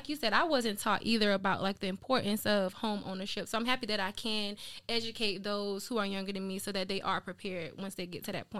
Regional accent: South Carolina, United States; moved away as an adult; now in Atlanta, United States; I am not from Atlanta. I am from South Carolina. Shout out to the 843. I've been a real estate here in Atlanta for about 2 years, and I've been living in Atlanta since about 2019. So I'm new to the city

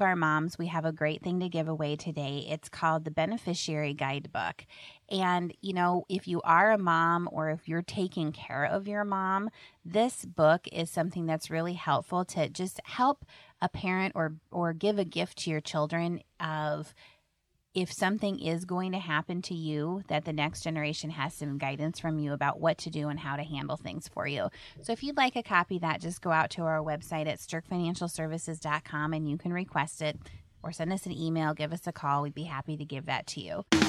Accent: Indianola, Iowa, United States; I grew up in Indianola, and my dad was a economics professor at Simpson College.

